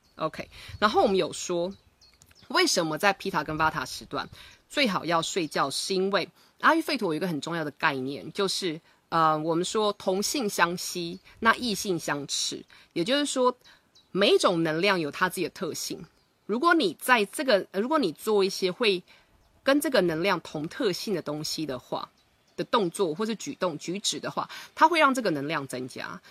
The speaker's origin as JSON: {"language": "Chinese", "country": "Taiwan", "tie": "born or raised there", "said": "我以前小时候在台湾念书的时候，我们中午是有所谓的午睡时间"}